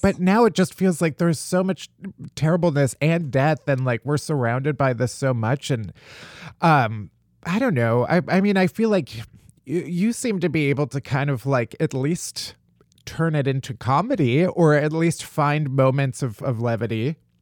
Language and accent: English; outside of Chicago, Illinois, United States; I'm from outside of Chicago